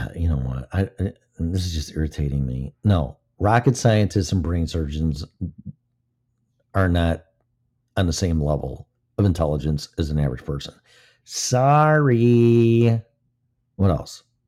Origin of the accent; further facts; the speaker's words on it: Illinois, United States; moved away; also born or lived in Colorado; This is my home state